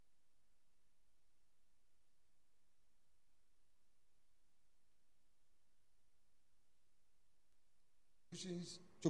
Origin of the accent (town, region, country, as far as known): Ghana